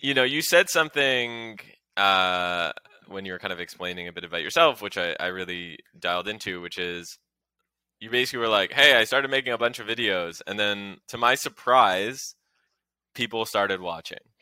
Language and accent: English; Canada; now in United States; As a Canadian myself, and move, who moved to the U S